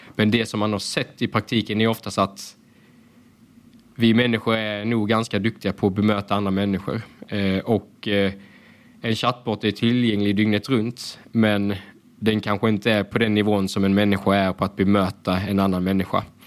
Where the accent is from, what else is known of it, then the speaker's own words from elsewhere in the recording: Hässleholm, Skåne, Sweden; jag kommer ju från Ljungdal i Hässleholm. Det är väldigt invandrartätt område